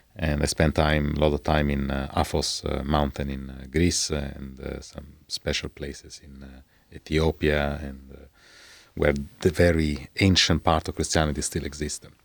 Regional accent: Rome, Lazio, Italy; I was born in Rome

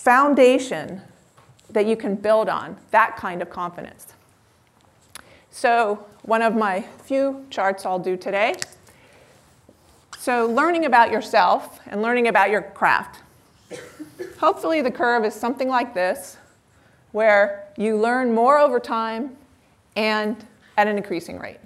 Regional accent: Palo Alto, California, United States; I grew up in Palo Alto

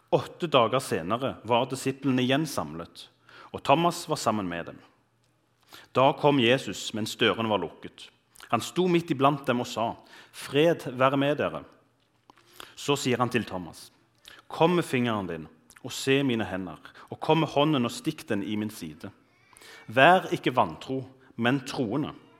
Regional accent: Bryne, Rogaland, Norway; moved away as an adult; now in Bergen, Norway; jeg er fra Bryne, som er litt sør for Stavanger

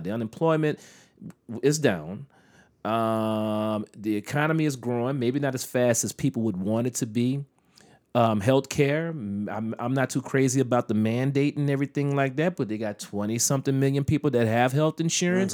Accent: United States; as an American citizen

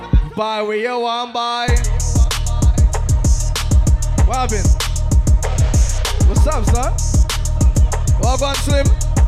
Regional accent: New York City, New York, United States; I'm from Blood Clot, Brooklyn, New York City, 90s, Canarsie.

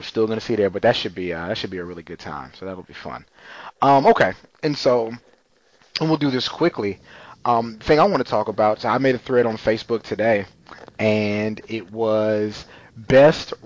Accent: Texas, United States; growing up in Texas

